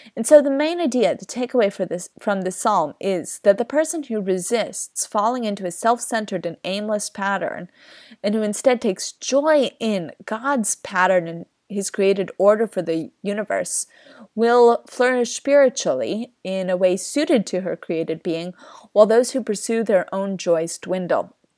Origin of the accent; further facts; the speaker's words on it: Kansas, United States; I grew up in the Kansas wheat fields